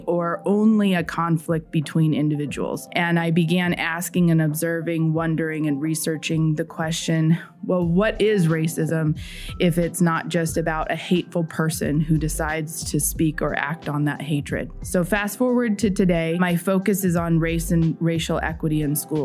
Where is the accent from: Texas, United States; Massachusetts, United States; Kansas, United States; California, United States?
California, United States; San Diego; moved away as an adult; also born or lived in South Carolina / Indiana; As a white person growing up in San Diego, California